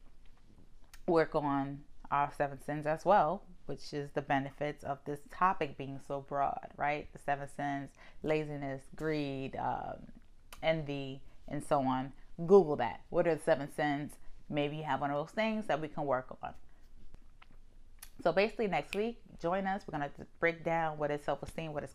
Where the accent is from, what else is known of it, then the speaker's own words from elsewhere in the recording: New York, United States; I'm from New York